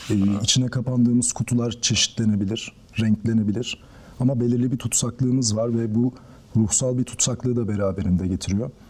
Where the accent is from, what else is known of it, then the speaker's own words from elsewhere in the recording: Tekirdağ, Turkey; moved away as an adult; now in Istanbul, Turkey; Ağustos 1994'te Tekirdağ'da doğdum. İlk orta öğretimimi ve lise öğretimimi orada tamamladım. Ardından İstanbul'a geldim